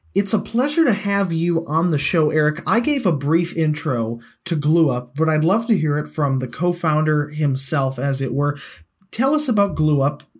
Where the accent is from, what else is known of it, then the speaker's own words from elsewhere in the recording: United States; As an American